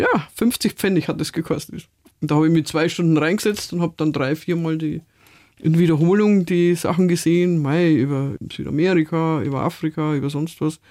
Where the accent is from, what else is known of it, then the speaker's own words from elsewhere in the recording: Munich, Bavaria, Germany; Ich bin ja in Stadtmitte aufgewachsen.